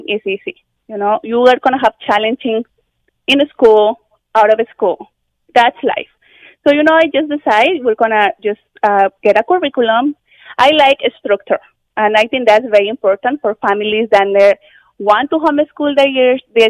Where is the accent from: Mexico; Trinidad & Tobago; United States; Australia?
Mexico; moved away as an adult; also born or lived in London, Ontario, Canada; now in Canada; I'm originally from Mexico. And when I came to Canada 16 years ago